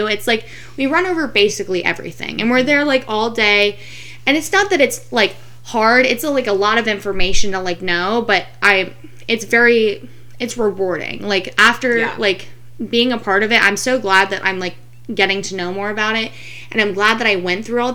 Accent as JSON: {"language": "English", "town": "Fort Worth", "region": "Texas", "country": "United States", "moved": "yes", "lives_now": "St. Petersburg, United States", "said": "I'm originally from Fort Worth, Texas, but now I live in St. Petersburg, Florida"}